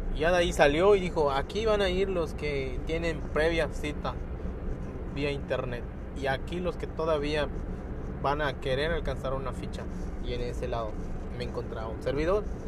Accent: Lázaro Cárdenas, Quintana Roo, Mexico; Soy del estado de Quintana Roo

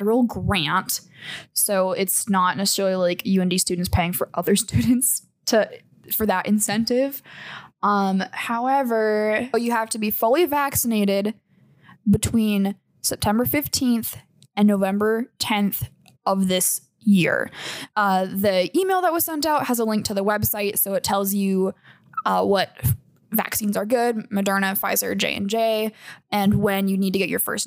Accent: Minot, North Dakota, United States; I'm from Minot, which is home of the North Dakota State Fair

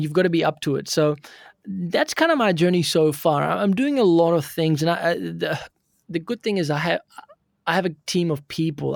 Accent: Auckland, New Zealand; I'm pretty much born and brought up in Auckland, New Zealand

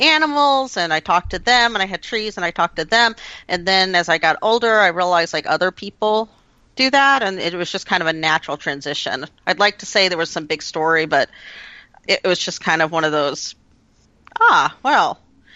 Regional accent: United States; me being an American

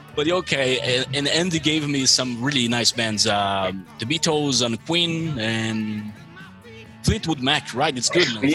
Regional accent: Brazil; accent: American; English is a second language; also born or lived in Malta; I'm from Brazil.

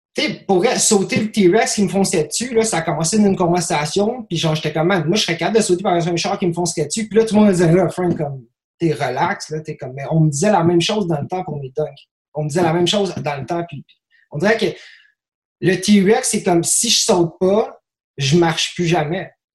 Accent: Quebec, Canada; je suis blanc, je suis québécois, je parle français

